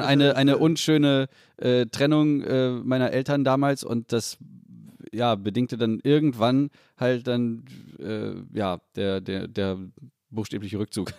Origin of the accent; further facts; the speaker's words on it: Salzgitter, Lower Saxony, Germany; in Salzgitter Bad geboren worden im Elisabeth Elisabeth Krankenhaus, genau wie ich